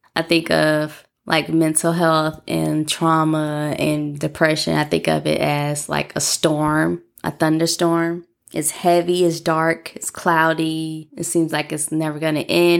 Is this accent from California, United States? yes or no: no; Tuscaloosa, Alabama, United States; I'm from Tuscaloosa, Alabama.